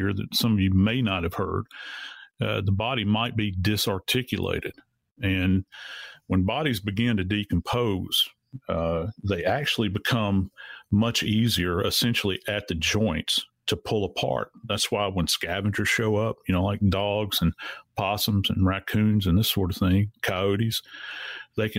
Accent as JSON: {"language": "English", "region": "Louisiana", "country": "United States", "tie": "born or raised there", "said": "I was born and raised in Louisiana. I've been around swamps my entire life."}